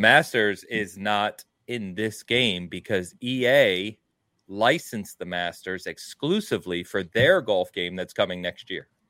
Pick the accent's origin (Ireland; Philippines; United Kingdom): United Kingdom; England; also born or lived in Midwest, United States; now in United States; being English